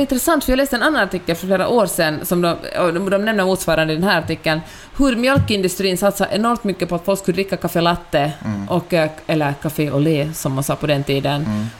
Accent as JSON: {"language": "Swedish", "country": "Finland", "accent": "Finland-Swedish", "moved": "yes", "lives_now": "Sweden", "said": "min finlandssvenska"}